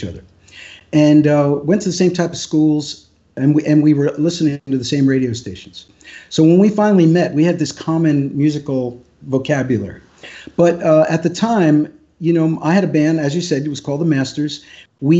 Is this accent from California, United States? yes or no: no; Pennsylvania, United States; moved away as an adult; also born or lived in New York City; I grew up in Pennsylvania